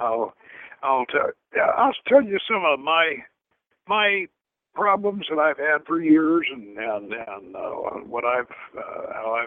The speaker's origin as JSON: {"language": "English", "town": "St. Petersburg", "region": "Florida", "country": "United States", "tie": "born or raised there", "also_born_or_lived": "Georgia", "said": "I grew up in St. Petersburg, Florida, which was on the Gulf of Mexico"}